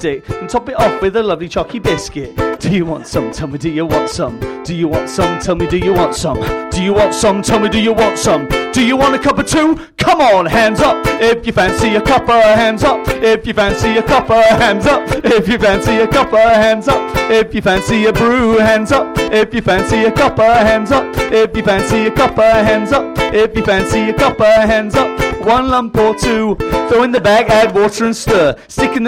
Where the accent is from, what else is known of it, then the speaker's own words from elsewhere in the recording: Pontefract, Yorkshire and the Humber, United Kingdom; I'm from Yorkshire, and my growing up was kind of in the ghettos of Pontefract.